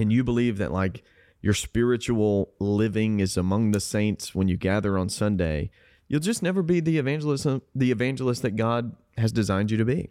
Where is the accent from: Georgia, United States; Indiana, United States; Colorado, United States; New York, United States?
Georgia, United States; South; moved away; I grew up in South Georgia